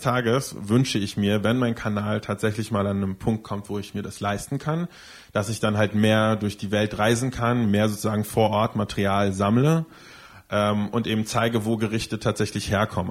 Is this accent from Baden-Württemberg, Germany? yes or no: no; Berlin, Germany; ich bin zwar nicht in Berlin geboren, aber ich bin definitiv in Berlin aufgewachsen, seit ich schon ganz, ganz klein bin.